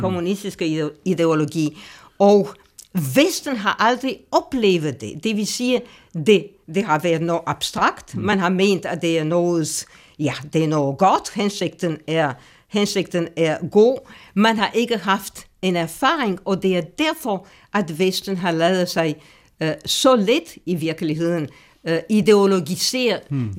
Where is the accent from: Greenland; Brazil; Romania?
Romania; moved away; jeg kommer fra Rumænien. Øh, og jeg blev født, og det kan jeg, det kan jeg godt sige lige ud, i nitten fire og halvtreds